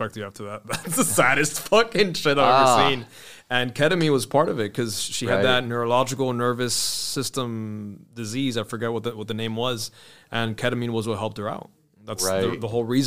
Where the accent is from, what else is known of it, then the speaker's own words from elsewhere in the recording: Miami, Florida, United States; I was born in Miami